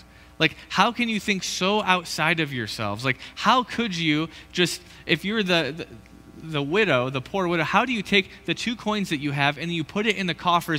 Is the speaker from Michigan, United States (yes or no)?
yes; Michigan, United States; now in Idaho, United States; Woo, winter in Idaho. We're from Michigan. We're a big deal. We've done this before, you know?